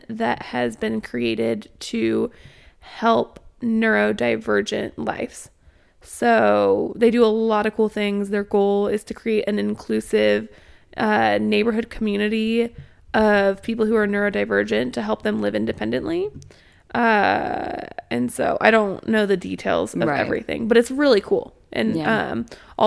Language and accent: English; Springfield, United States; moved away; I'm from Springfield, but I can't tell you anything about Springfield, and I definitely couldn't give you directions because I only lived there for 2 years while I could drive